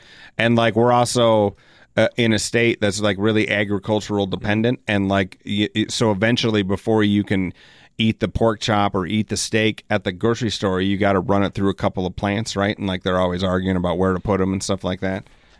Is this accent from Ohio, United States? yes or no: no; Elsinore, California, United States; I grew up in Elsinore, so I don't have to go back that far.